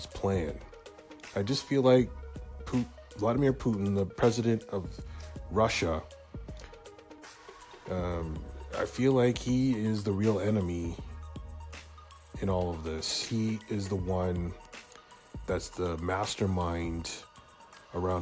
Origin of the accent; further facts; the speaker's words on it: Hamilton, Ontario, Canada; my hometown of Hamilton, Ontario